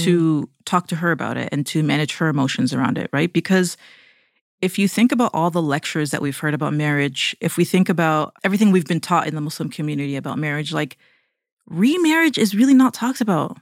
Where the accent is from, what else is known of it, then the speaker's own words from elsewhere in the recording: Toronto, Ontario, Canada; moved away as an adult; now in United States; we're from Toronto, Canada